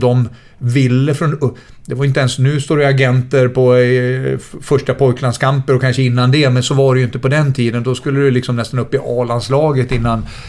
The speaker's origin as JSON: {"language": "Swedish", "town": "Västerås", "region": "Västmanland", "country": "Sweden", "tie": "born or raised there", "also_born_or_lived": "Gothenburg / Leicester", "moved": "as an adult", "said": "jag kommer från Västerås, arbetargrabb."}